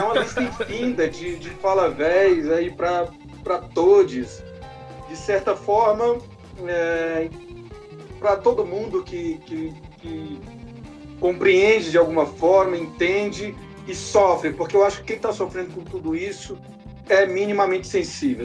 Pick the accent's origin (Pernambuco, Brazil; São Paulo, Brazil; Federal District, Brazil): Federal District, Brazil; Ceilândia; A Ceilândia que é a minha cidade, da onde eu vim, onde eu me criei